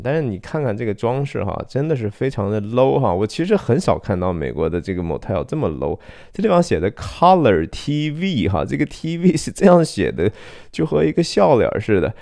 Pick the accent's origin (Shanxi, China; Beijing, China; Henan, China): Shanxi, China; 我是山西人哈